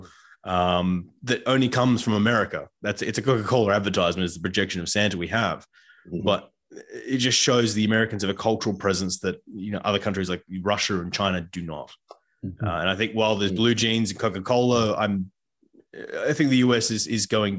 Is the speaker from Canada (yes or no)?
yes; Canada; as a Canadian citizen